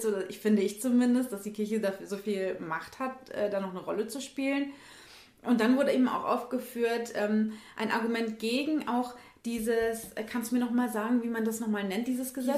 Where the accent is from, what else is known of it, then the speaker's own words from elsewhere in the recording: Germany; bei uns in Deutschland